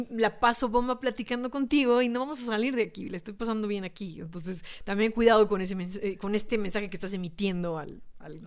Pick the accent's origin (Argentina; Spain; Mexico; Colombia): Mexico